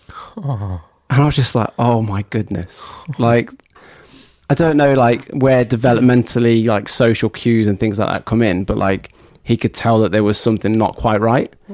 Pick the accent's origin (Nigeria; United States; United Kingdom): United Kingdom; we're British